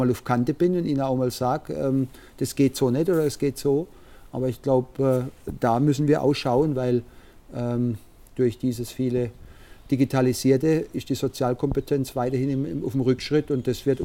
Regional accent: Karlsruhe, Baden-Württemberg, Germany; born there; also ich bin in Karlsruhe geboren.

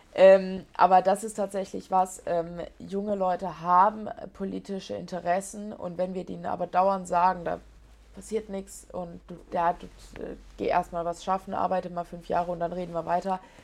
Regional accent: Ettlingen, Baden-Württemberg, Germany; also born or lived in Heidelberg / Stuttgart; da bin ich dann auch richtig äh, Patriot für meine Heimat

